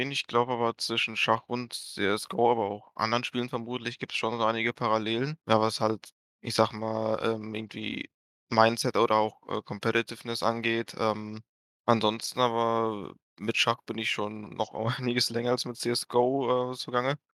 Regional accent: Moscow, Russia; now in Dortmund, Germany; Äh, ich komme ursprünglich aus Moskau, aber bin später nach Dortmund gezogen, ja.

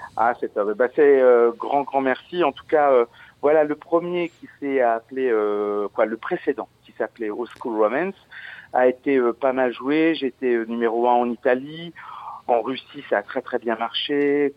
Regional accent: Verdun, Grand Est, France; also born or lived in Audainville; je suis de Verdun, j'ai fait de la musique, j'étais à l'école de musique à Verdun.

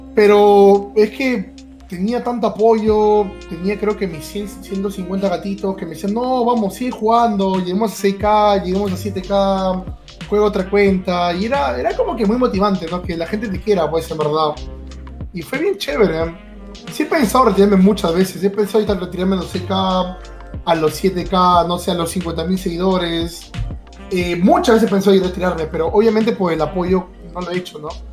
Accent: Lima, Peru; yo he nacido en Lima, toda mi vida he vivido aquí en Lima, pero para ser más específico, he vivido en el balneario de Ancón

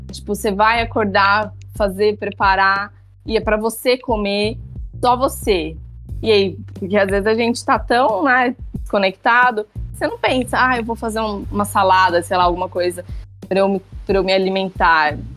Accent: São Paulo, Brazil; now in Jericoacoara, Brazil; eu saí de São Paulo, a 2.500 quilômetros, estou aqui em Jericoacoara.

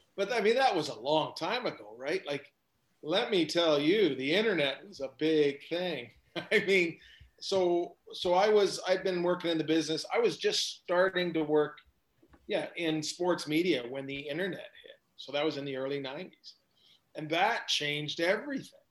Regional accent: Hamilton, Ontario, Canada; when I grew up in Hamilton

